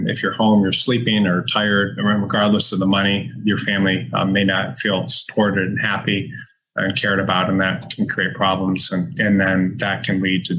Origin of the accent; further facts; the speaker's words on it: Detroit, Michigan, United States; growing up in Detroit